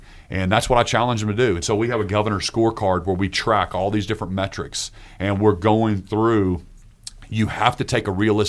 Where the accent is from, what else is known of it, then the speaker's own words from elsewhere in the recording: Oklahoma, United States; when I would travel before, I'd be like, oh, I'm from Oklahoma. And it kind of felt like a second class state almost, like we're a little brother to Texas or whatever.